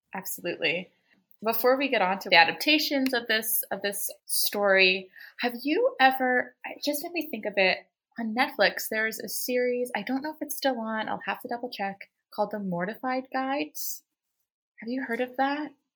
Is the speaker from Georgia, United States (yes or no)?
no; Baltimore, Maryland, United States; I'm from Baltimore